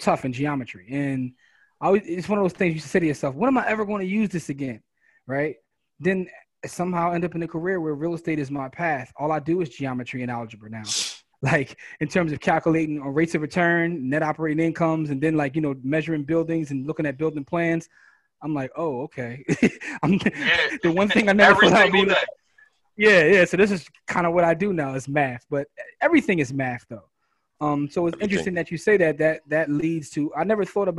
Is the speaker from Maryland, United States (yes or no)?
no; Philadelphia, Pennsylvania, United States; I grew up in Germantown.